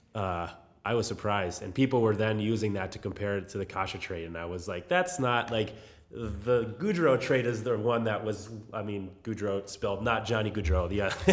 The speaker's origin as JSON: {"language": "English", "region": "New England", "country": "United States", "tie": "born or raised there", "moved": "yes"}